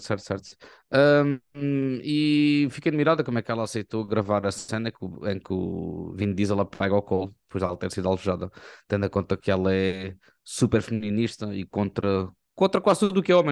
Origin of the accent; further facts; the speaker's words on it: Portugal; nós somos portugueses